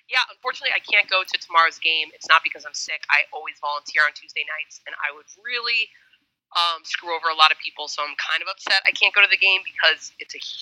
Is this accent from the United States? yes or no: yes; Miami, Florida, United States; moved away as an adult; now in Washington, D.C., United States; so I'm originally from Miami, which explains why I am a Heat fan, but I lived in DC for most of my post college life, which explains why I'm a Wizards fan.